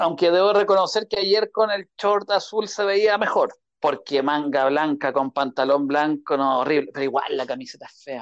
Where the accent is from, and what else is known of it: Chile